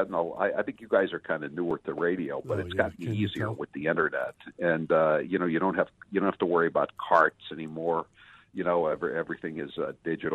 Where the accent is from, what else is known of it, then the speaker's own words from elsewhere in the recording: Northeast, United States; also born or lived in Massachusetts; I grew up in the Northeast, so you know we had the Boston Record American